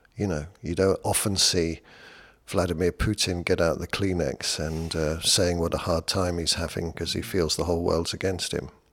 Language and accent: English; United Kingdom; I'm British